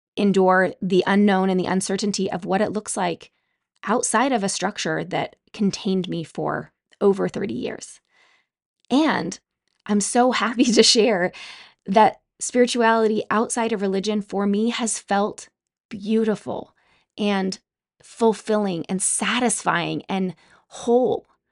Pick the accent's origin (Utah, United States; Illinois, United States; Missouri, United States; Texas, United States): Utah, United States; Growing up in Utah, I spent a lot of time outdoors